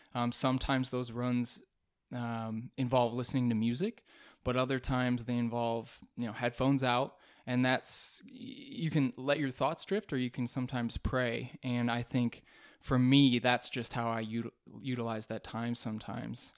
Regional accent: Rochester, New York, United States; now in Texas, United States; I'm originally from Rochester, New York, which is upstate in the western part of the state

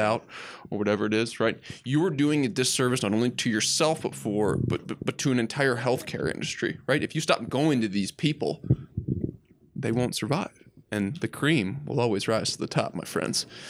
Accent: Midwest, United States; I'm from the Midwest

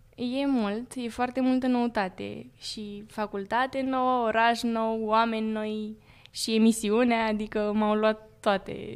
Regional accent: Urlați, Prahova, Romania; toți urlățenii mei

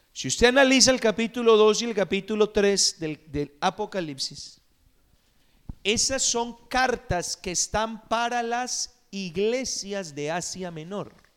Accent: Costa Rica; Me acuerdo cuando era niño en Costa Rica

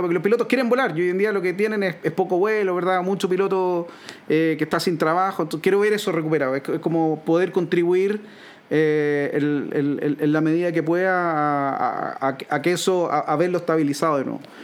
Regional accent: Chile; nosotros como chilenos

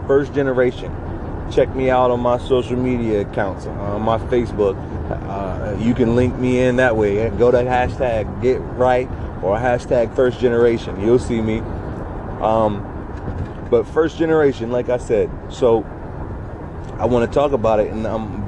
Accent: Southwest Virginia, United States; I grew up in Southwest Virginia.

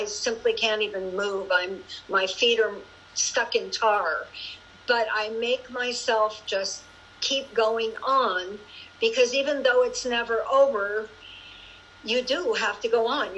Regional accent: Juneau, Alaska, United States; moved away; back to Juneau last year to my hometown

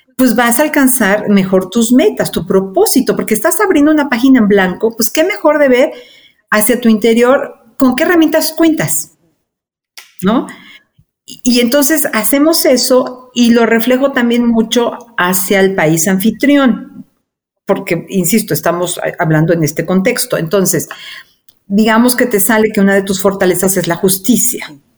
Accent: Mexico; moved away as an adult; also born or lived in Argentina / Chile

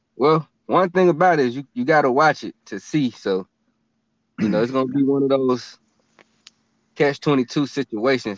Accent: Atlanta, Georgia, United States; we're from Atlanta

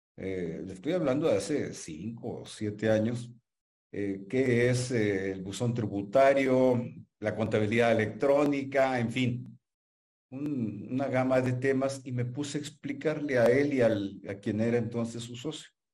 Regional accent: Mexico; also born or lived in Hermosillo, Sonora

